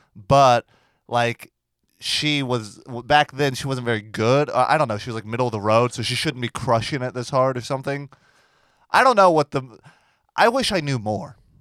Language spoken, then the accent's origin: English; Port St. Lucie, Florida, United States; moved away; if you take ninety-five south, my hometown, it's, like, the exit by the dump